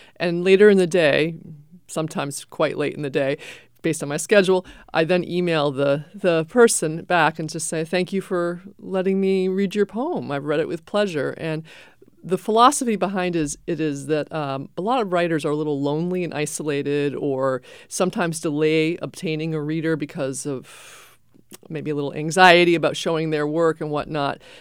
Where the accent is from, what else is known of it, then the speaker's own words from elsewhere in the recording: Maine, United States; now in New Hampshire, United States; I grew up in Maine